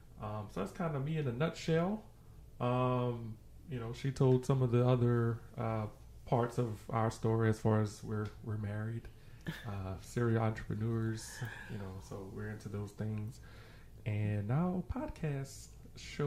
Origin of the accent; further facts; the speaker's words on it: New Orleans, Louisiana, United States; moved away as an adult; now in Baton Rouge, United States; I'm originally from New Orleans, Louisiana. Born and raised, high school, you know, from New Orleans.